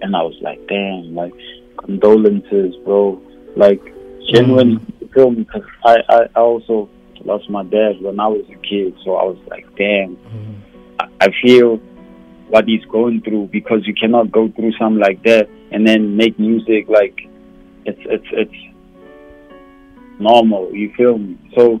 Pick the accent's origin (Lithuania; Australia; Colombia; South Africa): South Africa; as originally South African as I found, there's someone out there in South Africa who has to relate to like what I talk about on these songs